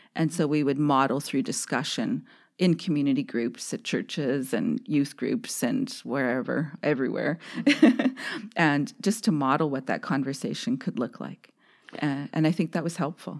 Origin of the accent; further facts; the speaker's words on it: Saskatoon, Saskatchewan, Canada; a middle-class Indian growing up in Saskatoon